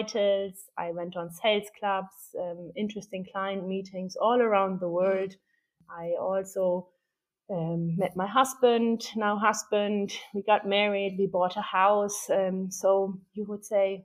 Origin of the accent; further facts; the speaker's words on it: Hennef, North Rhine-Westphalia, Germany; moved away as an adult; now in Ireland; I was born and raised in Germany in Hennef. It's a town between Cologne and Bonn